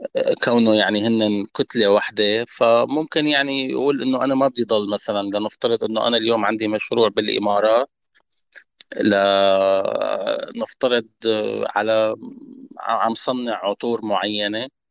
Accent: Syria; نحن كسوريين

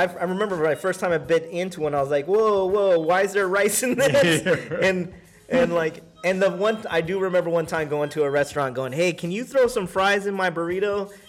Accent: San Diego, California, United States; moved away; San Diego, born and raised.

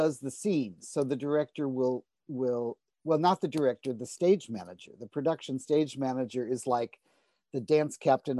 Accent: St. Louis, Missouri, United States; moved away; I said, I'm from St. Louis.

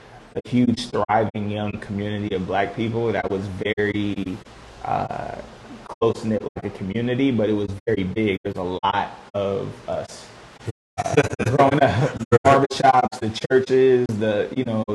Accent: Las Vegas, Nevada, United States; also born or lived in Los Angeles; now in New York, United States; we grew up together in Las Vegas. We both live in New York.

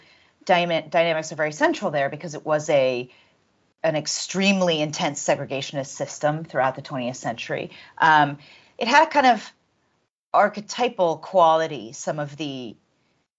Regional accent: Washington, D.C. area, Virginia, United States; moved away as an adult; now in Johannesburg, South Africa; I was raised in the Washington, D.C. area in the U.S.

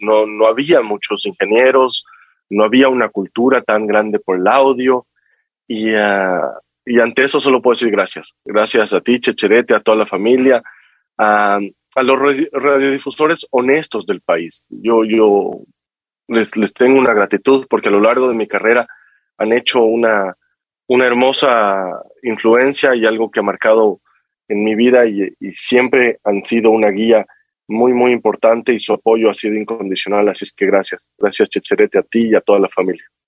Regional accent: Quito, Pichincha, Ecuador; moved away as an adult; nací en Quito, estudié en Quito hasta mm, todo mi colegio

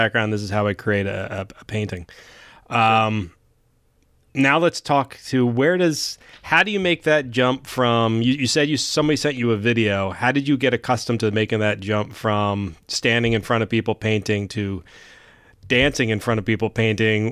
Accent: Philadelphia, Pennsylvania, United States; from Philly

